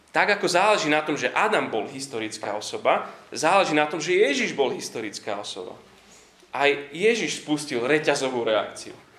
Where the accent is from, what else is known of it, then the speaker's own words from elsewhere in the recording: Slovakia; som Slovák